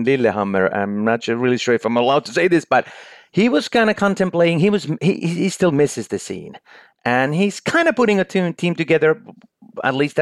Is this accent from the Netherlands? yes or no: no; Finland; born or raised there